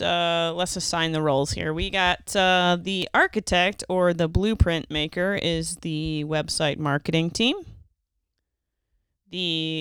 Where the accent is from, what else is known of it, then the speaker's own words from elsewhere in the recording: Pittsburgh, Pennsylvania, United States; moved away; I'm originally from Pittsburgh area